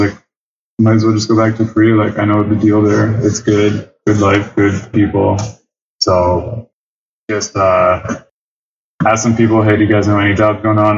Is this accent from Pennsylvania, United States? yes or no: yes; Philadelphia, Pennsylvania, United States; West Philadelphia, born and raised